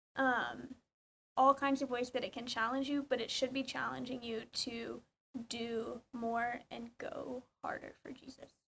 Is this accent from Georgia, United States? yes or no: yes; Georgia, United States; moved away as an adult; now in College Station, United States; I'm from Georgia